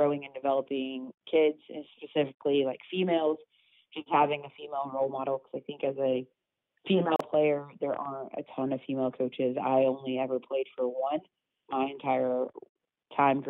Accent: Grapevine, Texas, United States; moved away as an adult; now in Birmingham, United States; I grew up in Grapevine, Texas

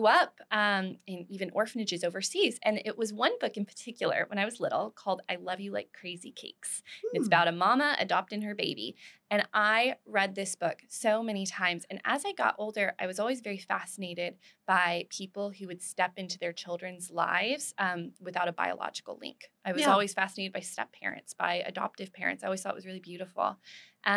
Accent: Dallas, Texas, United States; moved away as an adult; also born or lived in Tulsa, Oklahoma / Denver, Colorado; now in Waco, United States; I was born in Dallas.

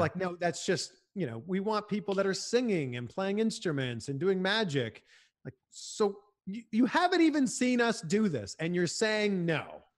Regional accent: Canada; moved away as an adult; also born or lived in Cleveland, United States / Miami, United States; now in United States; a lot of hockey growing up in Canada

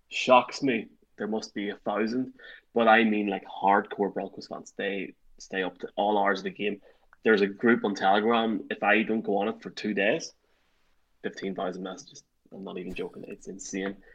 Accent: Ireland; I'm saying we, but I'm from Ireland, but like it's a whole European thing, I guess.

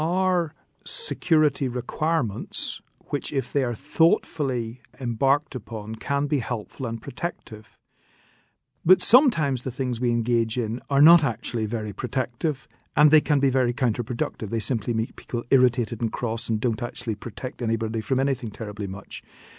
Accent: Northern Ireland, United Kingdom; It is for all Irish people, it is for all British people, and I'm both British and Irish.

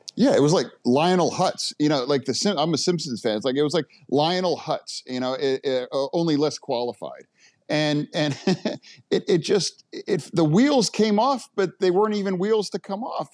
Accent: United States; as an American

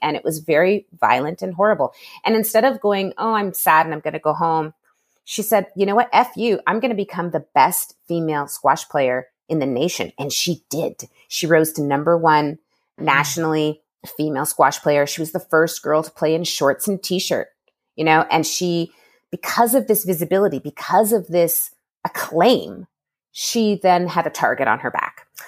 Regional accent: Toronto, Ontario, Canada; my hometown of Toronto.

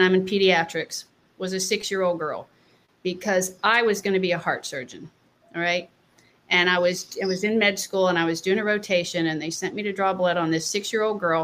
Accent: North Carolina, United States; I grew up in North Carolina

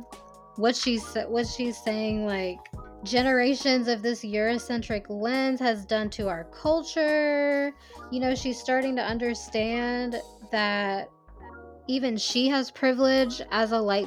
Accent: Hoover, Alabama, United States; growing up in Hoover, being extremely religious, growing up and going to church every Sunday in the Deep South

